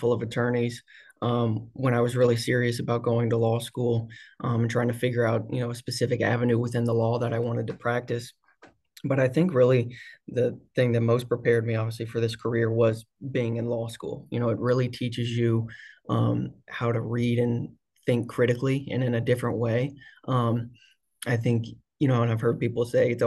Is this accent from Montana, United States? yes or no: no; The Woodlands, Texas, United States; now in Houston, United States; I grew up here in the Woodlands, like I said, and I'm currently down in Houston with my family